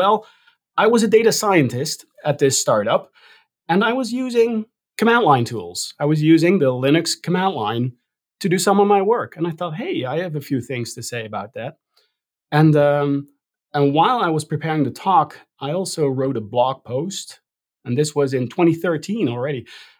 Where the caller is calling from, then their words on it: Rotterdam, South Holland, Netherlands; also born or lived in New York; I'm calling in from Rotterdam, the Netherlands.